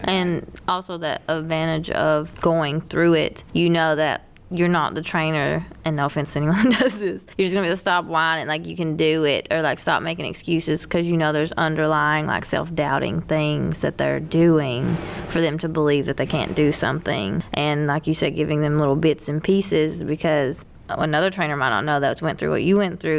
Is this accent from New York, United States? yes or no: no; Whitesburg, Kentucky, United States; moved away; that affected my hometown